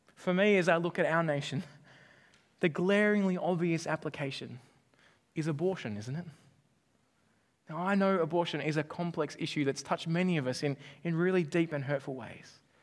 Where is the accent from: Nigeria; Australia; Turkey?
Australia; I'm Australian